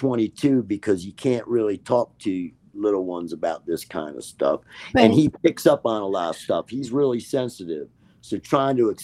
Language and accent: English; Baltimore, Maryland, United States; also born or lived in Catonsville, Maryland; I'm from Maryland. I was born in Baltimore